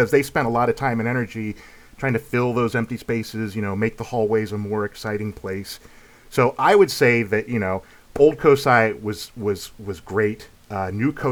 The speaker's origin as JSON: {"language": "English", "town": "Lancaster", "region": "Ohio", "country": "United States", "tie": "born or raised there", "moved": "as an adult", "lives_now": "Columbus, United States", "said": "I grew up, you know, close to Columbus. I'm from Lancaster, Ohio"}